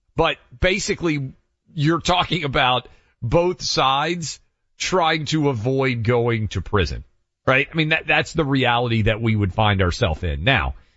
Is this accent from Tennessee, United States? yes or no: yes; Tennessee, United States; This is my home state